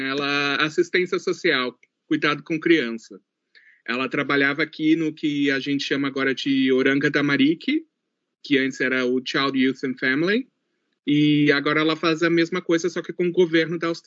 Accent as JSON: {"language": "Portuguese", "country": "New Zealand", "tie": "born or raised there", "also_born_or_lived": "Rio Grande do Sul, Brazil", "accent": "gaúcho", "said": "brasileiro, mas a Nova Zelândia é a minha casa. Foi onde eu cresci, foi onde eu tive minhas experiências."}